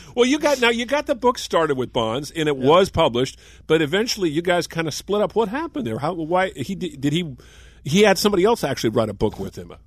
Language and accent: English; Marin, California, United States; we grew up here in Marin, both of us